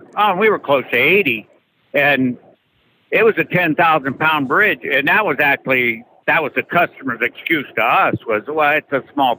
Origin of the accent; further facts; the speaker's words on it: Canal Fulton, Ohio, United States; now in Iowa, United States; I'm from Ohio, Canal Fulton, Ohio.